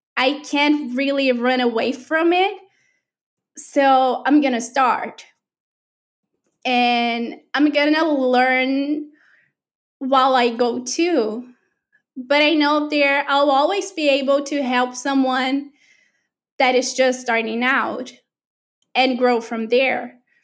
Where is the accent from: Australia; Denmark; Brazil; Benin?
Brazil; moved away; I'm from Brazil